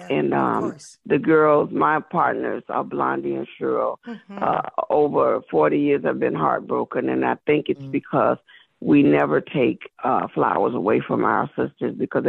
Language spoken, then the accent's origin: English; South Carolina, United States; I'm from South Carolina.